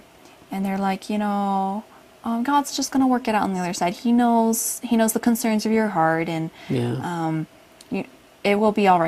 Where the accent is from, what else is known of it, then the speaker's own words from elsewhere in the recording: Utah, United States; also born or lived in California / Washington; No, I was born in California. Okay. And but most of my, pretty much all the childhood I remember, I was in Utah. So yeah. We went from California to Washington. And by the time I was about two, we had settled in Utah and stayed here.